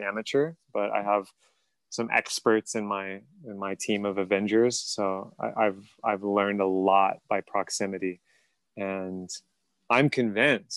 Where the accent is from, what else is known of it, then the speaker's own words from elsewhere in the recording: United States; I'm from the United States